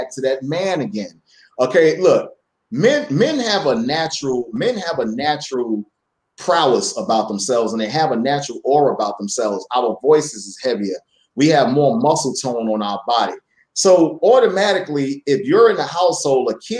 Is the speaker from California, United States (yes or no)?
no; New York City, New York, United States; I grew up in Brooklyn Farragut Projects